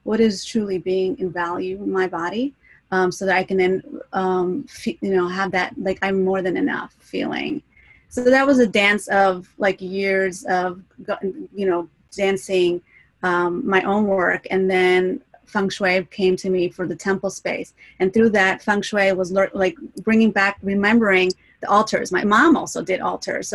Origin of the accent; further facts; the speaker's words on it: New Jersey, United States; I'm from the East Coast, New Jersey, Argentinian background